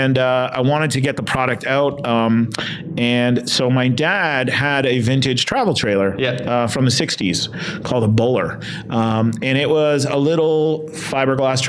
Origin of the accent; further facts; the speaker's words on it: Windsor, Ontario, Canada; also born or lived in Detroit area; growing up in Windsor, Canada, which is on the border of Detroit